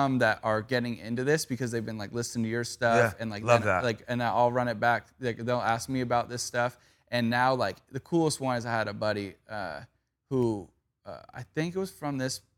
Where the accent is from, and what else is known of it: Valencia, California, United States; born or raised there